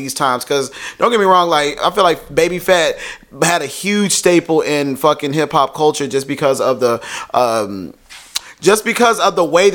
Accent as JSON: {"language": "English", "town": "Waco", "region": "Texas", "country": "United States", "tie": "born or raised there", "moved": "yes", "said": "It's not a bad place. It's just like, I grew up there. I was born and raised there."}